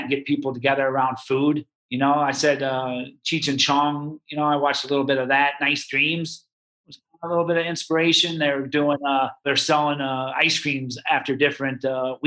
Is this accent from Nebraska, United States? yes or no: yes; Nebraska, United States; moved away; also born or lived in Tempe, Arizona; I grew up in Nebraska.